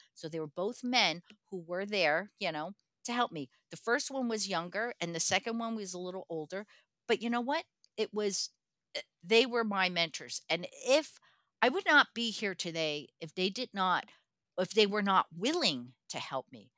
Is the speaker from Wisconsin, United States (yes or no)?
no; Newark, New Jersey, United States; I was born into projects in Newark, New Jersey